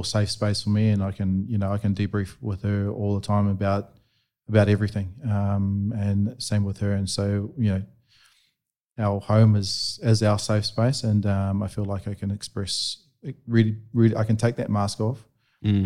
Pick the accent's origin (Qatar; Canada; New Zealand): New Zealand; Growing up in New Zealand, I went to this, I did this course.